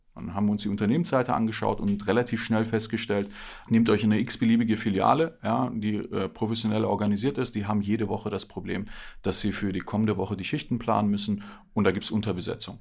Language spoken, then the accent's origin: German; Berlin, Germany; Bin gebürtiger Berliner, hier auch aufgewachsen